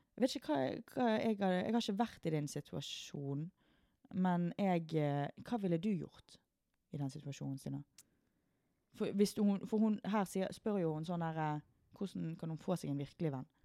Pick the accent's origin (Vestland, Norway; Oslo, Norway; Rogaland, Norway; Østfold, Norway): Vestland, Norway; Sotra; vi er jo fra Sotra, så vi er jo fra uh, liten og liten bygd